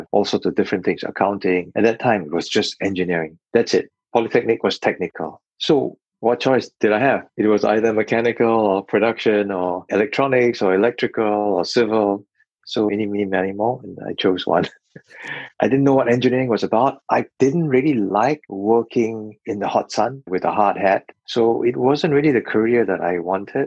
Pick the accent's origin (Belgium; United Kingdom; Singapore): Singapore; I grew up by the sea. When I was about 8, my father decided to move from Serangoon Gardens to Punggol, which is in the northeast